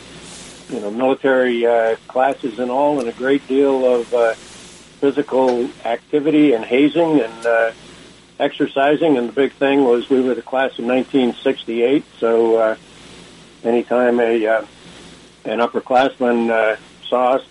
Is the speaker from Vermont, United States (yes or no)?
yes; Proctor, Vermont, United States; moved away as an adult; also born or lived in Rutland, Vermont / Annapolis, Maryland; I grew up in Vermont